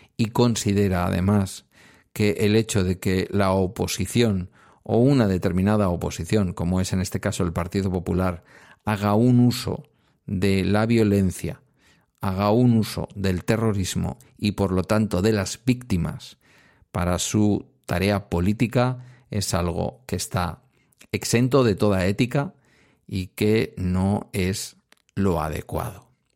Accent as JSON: {"language": "Spanish", "region": "Basque Country", "country": "Spain", "said": "mi tierra"}